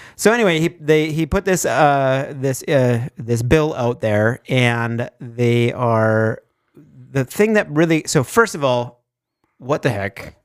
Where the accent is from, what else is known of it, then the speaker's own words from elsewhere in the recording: Fergus Falls, Minnesota, United States; we're from Fergus